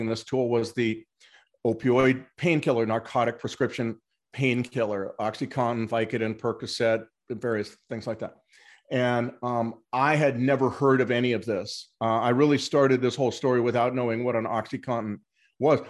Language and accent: English; Los Angeles, California, United States; moved away as an adult; also born or lived in Mexico; I'd grown up in Los Angeles